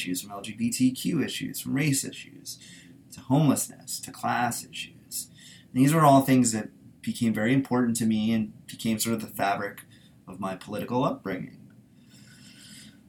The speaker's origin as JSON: {"language": "English", "town": "Washington", "region": "District of Columbia", "country": "United States", "tie": "born or raised there", "also_born_or_lived": "Baltimore, Maryland", "said": "I'm really from Baltimore, but being growing up in sort of the DC area to an extent"}